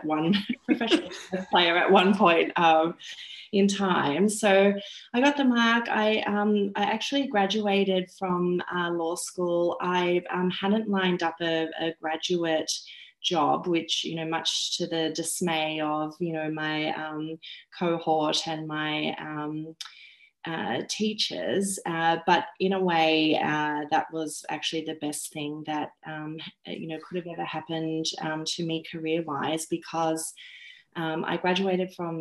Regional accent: Sydney, New South Wales, Australia; I grew up in Sydney's western suburbs.

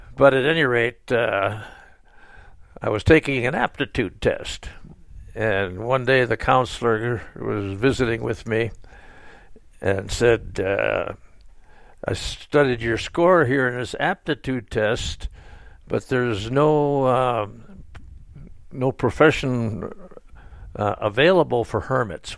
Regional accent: Sheboygan, Wisconsin, United States; moved away; was born in Sheboygan, Wisconsin, and I went through high school years there

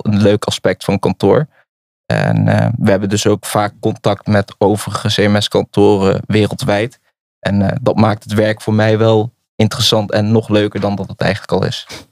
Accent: Nijmegen, Gelderland, Netherlands; Ik kom uit Nijmegen. Ik ben een geboren en getogen Nijmegen

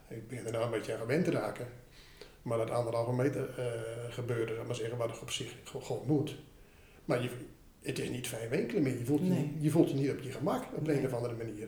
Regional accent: Ten Post, Groningen, Netherlands; Ik ben in Ten Post opgegroeid. En, eh, dat is eh, in Groningen

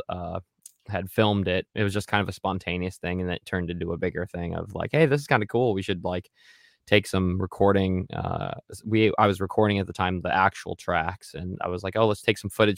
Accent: Iowa, United States; now in San Francisco Bay Area, United States; I'm originally from Iowa

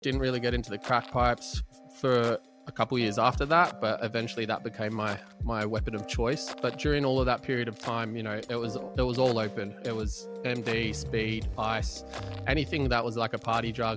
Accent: Melbourne, Victoria, Australia; also born or lived in Ormond / Prahran; I grew up in Balaclava till the age of fifteen

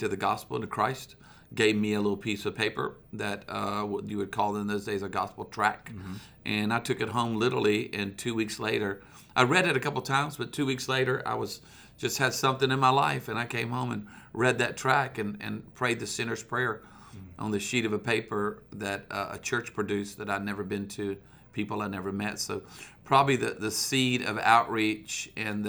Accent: Myrtle Beach, South Carolina, United States; also born or lived in Charlotte, North Carolina; I was born in Charlotte, North Carolina, and then I grew up in Myrtle Beach, South Carolina. So I grew up at the beach

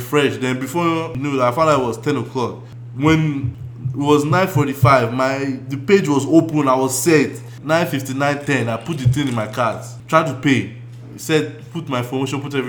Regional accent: Nigeria; as a Nigerian

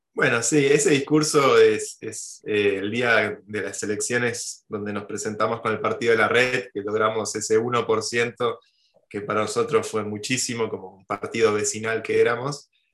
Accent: Argentina; moved away as an adult; now in Spain; Mi corazón y, mi mente siguen estando muy cerca de la vida en Argentina

